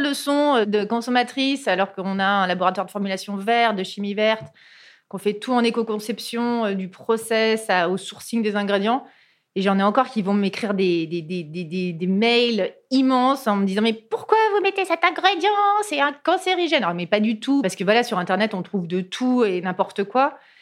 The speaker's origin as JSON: {"language": "French", "area": "Cantal, Aurillac", "region": "Auvergne-Rhône-Alpes", "country": "France", "tie": "born or raised there", "said": "je suis originaire d'Auvergne, du Cantal"}